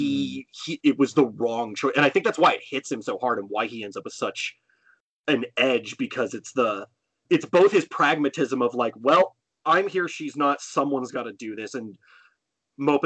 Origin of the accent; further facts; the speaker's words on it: California, United States; I literally live in the valley from the phrase valley girl